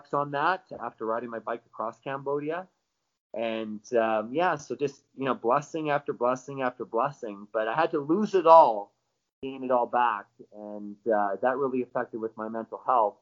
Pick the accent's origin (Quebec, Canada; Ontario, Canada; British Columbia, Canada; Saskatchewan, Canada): British Columbia, Canada; I'm from British Columbia